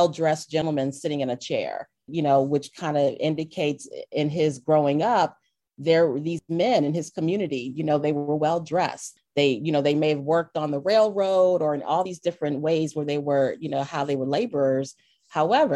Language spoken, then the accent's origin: English; Delaware, United States; I grew up in Delaware, but my mother is from Alabama. My father was from Florida.